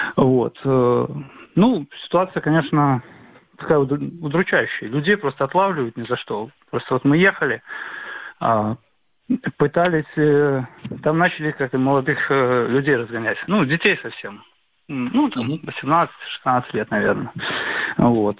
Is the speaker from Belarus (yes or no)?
yes; Minsk, Belarus; Я из Минска, из Минска